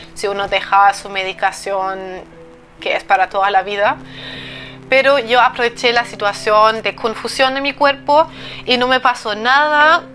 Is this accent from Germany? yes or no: yes; eastern Germany, Germany; moved away as an adult; yo soy del este de Alemania